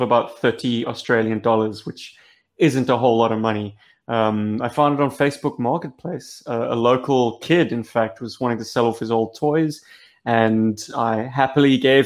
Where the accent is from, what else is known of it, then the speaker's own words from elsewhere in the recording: South Africa; we're some South African lads